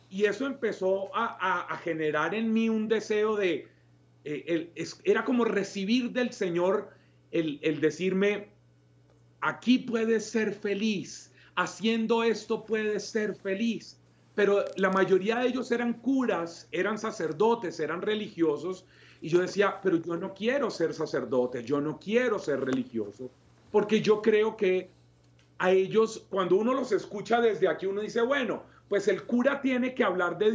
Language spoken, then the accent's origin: Spanish; Colombia; la primera vez que yo salí de Colombia fue a un ECLA, a un encuentro latinoamericano de la renovación